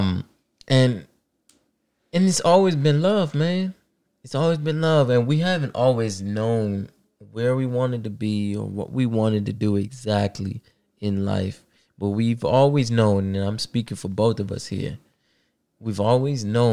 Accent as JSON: {"language": "English", "region": "Maryland", "country": "United States", "said": "I was living back at home because, you know, I'm from here. I'm from Maryland, so it's like an easy commute"}